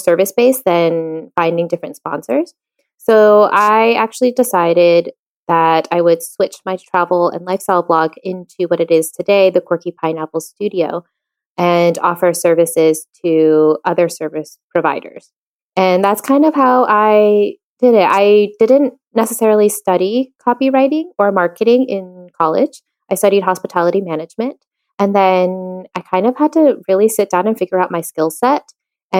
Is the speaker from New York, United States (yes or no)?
no; Virginia, United States; moved away as an adult; now in Madrid, Spain; I'm originally from Virginia in the United States, and now I live full-time in Madrid, Spain